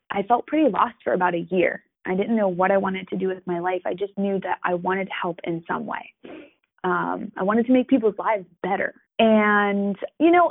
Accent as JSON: {"language": "English", "region": "New York", "country": "United States", "moved": "yes", "lives_now": "Florida, United States", "said": "I am from New York originally. I am currently living in Florida"}